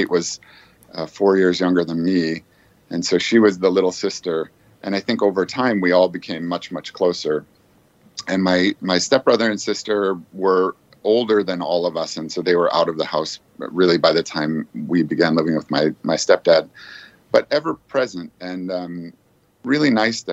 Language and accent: English; Aurora, Illinois, United States; now in Boston, United States; growing up in Aurora, we actually lived outside of Aurora